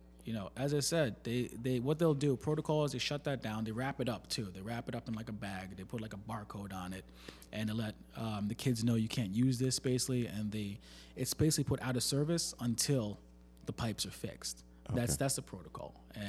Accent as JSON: {"language": "English", "town": "Plainview", "region": "New York", "country": "United States", "tie": "born or raised there", "said": "I went to school out in Long Island. I'm from Long Island. Okay. Right? I was born in Plainview. I went to Chaminade High School."}